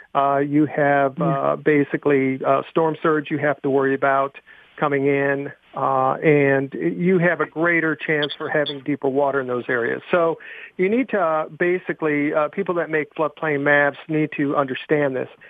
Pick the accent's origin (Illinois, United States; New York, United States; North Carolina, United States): New York, United States; Buffalo; I grew up in Buffalo, New York